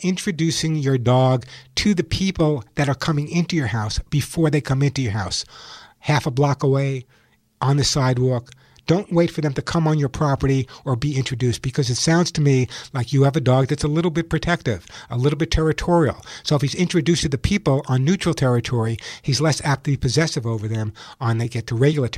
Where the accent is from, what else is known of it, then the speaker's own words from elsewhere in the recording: Santa Monica, California, United States; calling from my hometown of Santa Monica, California.